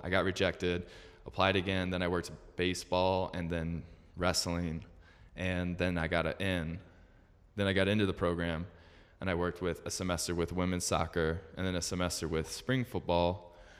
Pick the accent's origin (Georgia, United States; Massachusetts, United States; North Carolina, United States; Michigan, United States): Michigan, United States; Metro Detroit; moved away as an adult; also born or lived in Utah; I was born and raised in Metro Detroit, uh, Michigan